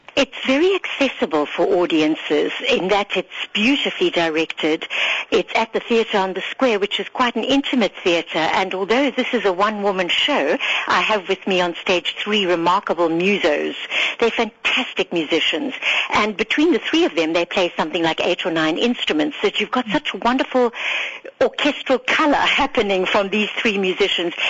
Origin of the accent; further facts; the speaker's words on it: Harare, Zimbabwe; now in South Africa; as a little girl growing up in Salisbury, Rhodesia, with my two sisters